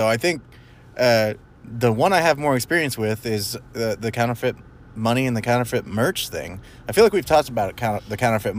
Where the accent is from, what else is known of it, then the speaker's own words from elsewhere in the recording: Arlington, Texas, United States; growing up in Arlington, I never saw a bank with bulletproof glass, and nor have I recently.